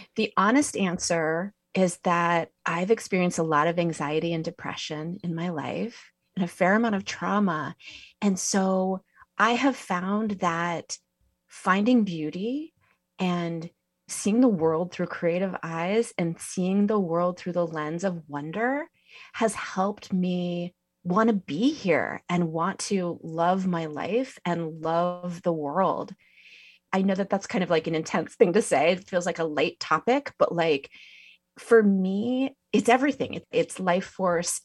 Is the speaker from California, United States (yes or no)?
yes; Santa Cruz, California, United States; I grew up near Santa Cruz